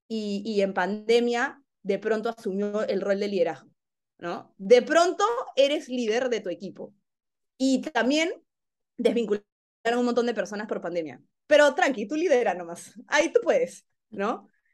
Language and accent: Spanish; Peru; moved away as an adult; yo he sentido como peruana